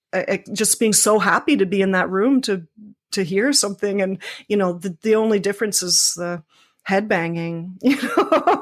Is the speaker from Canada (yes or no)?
yes; Toronto, Ontario, Canada; I grew up in Scarborough